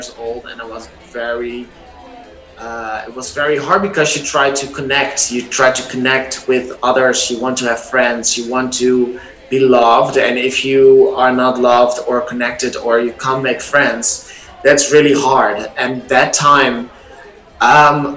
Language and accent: English; Netherlands; English is a second language; also born or lived in Amsterdam; I've been born and raised in the Netherlands